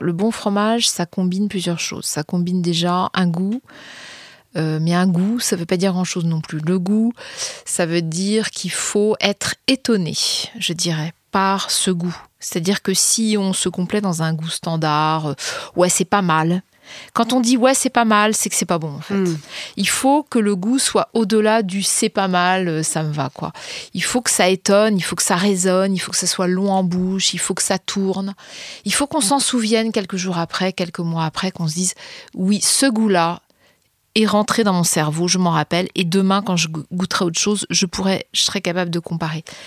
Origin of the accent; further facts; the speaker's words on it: France; en tant que citoyenne, en tant que Française.